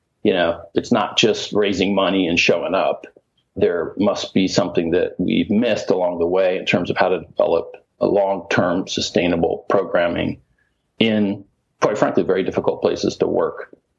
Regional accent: Mali; also born or lived in Indiana; I was born in Indiana, but my parents did mission work in Mali, West Africa. So I actually grew up in Africa.

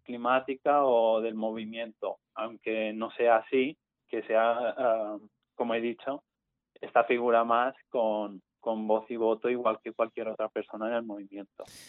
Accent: Mallorca, Balearic Islands, Spain; yo soy estudiante de la UIF porque soy de Mallorca

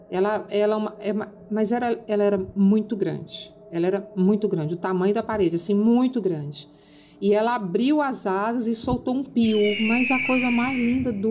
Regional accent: Uberlândia, Minas Gerais, Brazil; born there; Minha família é de Minas, nasci em, em Uberlândia, inclusive.

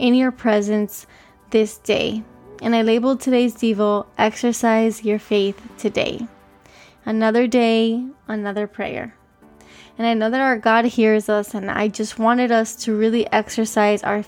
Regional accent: Miami, Florida, United States; I was born here in Miami, Florida

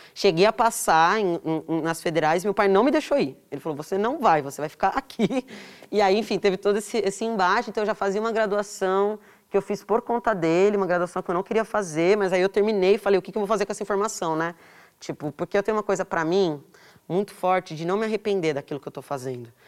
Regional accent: São Paulo, Brazil; Eu cresci em São Paulo, eu nasci aqui

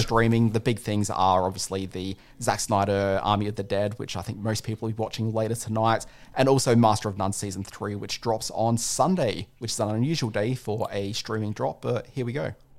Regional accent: Brisbane, Queensland, Australia; I'm from Brisbane

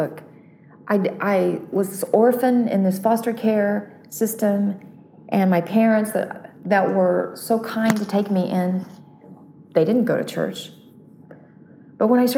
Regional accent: North Carolina, United States; growing up in North Carolina, which is on the eastern part of the U.S.

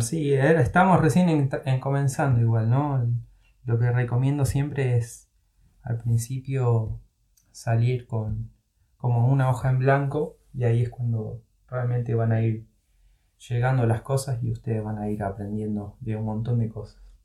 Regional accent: Lanús, Buenos Aires Province, Argentina; moved away as an adult; Yo soy de Buenos Aires, de Lanús, específicamente zona

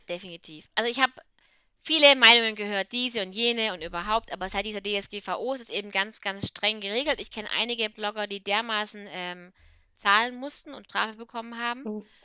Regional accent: Swabia, Germany; Ich bin ja Schwabe

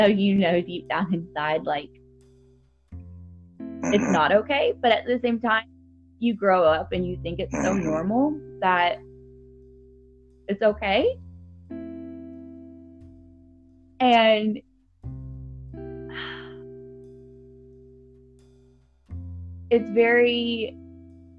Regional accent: Nashville, Tennessee, United States; I'm from Nashville, Tennessee

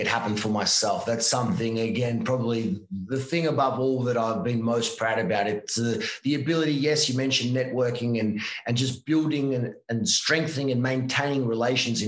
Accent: Victoria, Australia; moved away as an adult; also born or lived in Ivanhoe; now in Italy; I was born in Australia

